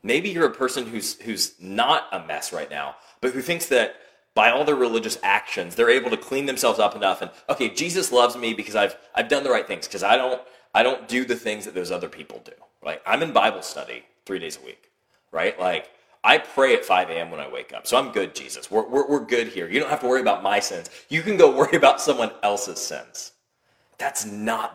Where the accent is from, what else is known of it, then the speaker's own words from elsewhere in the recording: United States; We as American Christians or as Western Christians